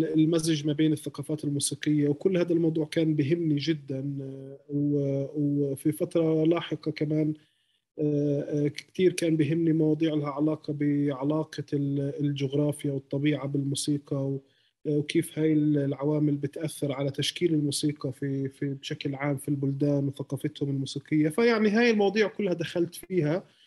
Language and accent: Arabic; Hebron, West Bank, Palestine; also born or lived in Ramallah; انا خليلي